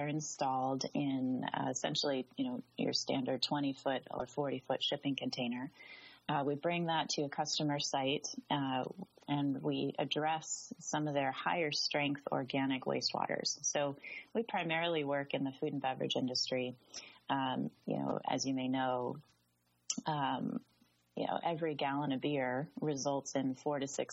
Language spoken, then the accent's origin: English; Southwest, United States; moved away; also born or lived in Southern California; I grew up in the Southwest, Arizona and New Mexico, high deserts, in some very rural areas